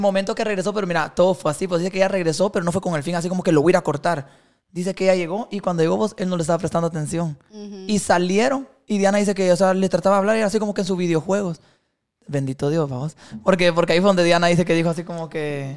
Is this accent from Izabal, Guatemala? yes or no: yes; Puerto Barrios, Izabal, Guatemala; Yo soy de Puerto Barrios, chaval. Ajá, entonces yo vivía en Barrio El Rastro